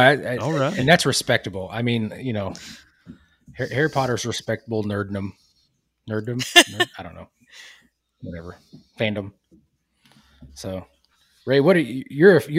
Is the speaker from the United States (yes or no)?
no; United Kingdom; it's because I'm British.